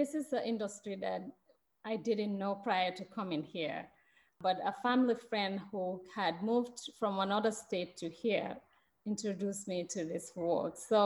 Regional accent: Gambia; moved away as an adult; now in Madison, United States; I'm from Gambia, and I, like you already mentioned, I've been here 20 years

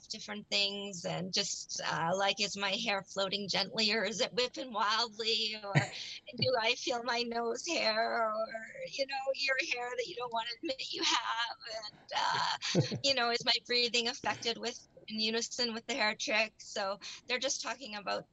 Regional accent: Alberta, Canada; Alberta, Canada.

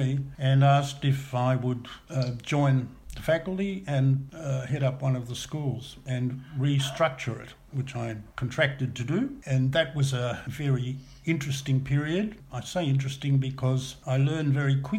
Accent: Melbourne, Victoria, Australia; I was born in Brighton in Melbourne, and the family made a decision, I was the oldest of six, but by then there were six, to move from metropolitan Melbourne to the country. And they did that in 1949 to a small farm

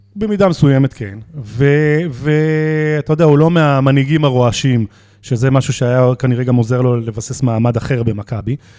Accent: Jerusalem, Jerusalem District, Israel; אני ירושלמי

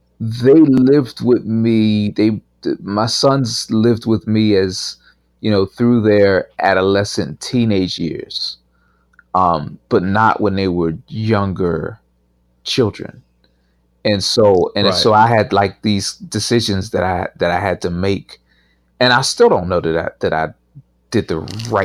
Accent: Pittsburgh, Pennsylvania, United States; So I grew up in Pittsburgh, and you know, it wasn't a place even though I moved back, I live here now, but it's a very different place today than it was 25 years ago when I left it.

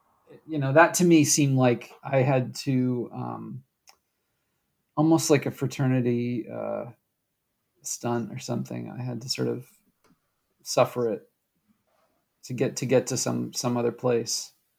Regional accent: Wisconsin, United States; also born or lived in New England; I was born in New England, but most of my early talking years were all spent in Wisconsin.

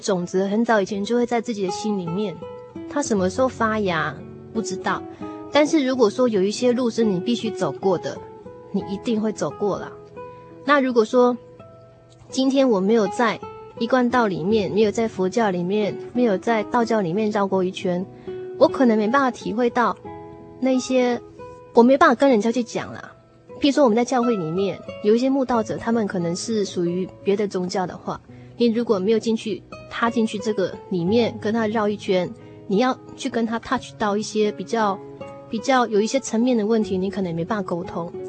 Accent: Taiwan; 我小时候在眷村长大，

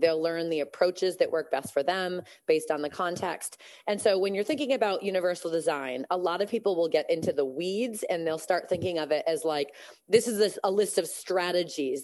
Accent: Massachusetts, United States; also born or lived in California; I'm actually from Massachusetts

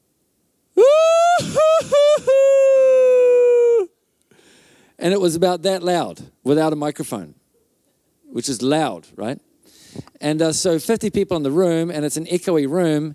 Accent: Auckland, New Zealand; moved away as an adult; now in Whangarei, New Zealand; before I moved to Whangarei, I grew up in Auckland

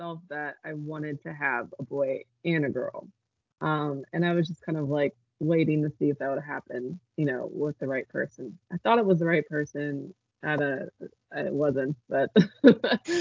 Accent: Eugene, Oregon, United States; moved away as an adult; I moved back to my hometown in Eugene, Oregon, and I had a son.

